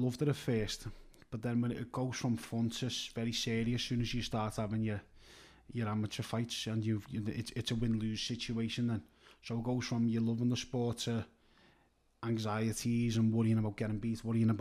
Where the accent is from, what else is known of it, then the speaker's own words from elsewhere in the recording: Kirkby, North West England, United Kingdom; I'm from Kirby.